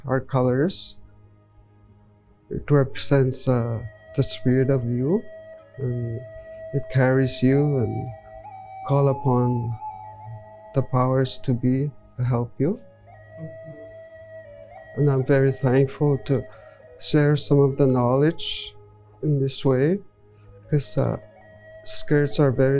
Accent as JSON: {"language": "English", "town": "Cross Lake", "region": "Manitoba", "country": "Canada", "said": "Pimicikamak Cree Nation"}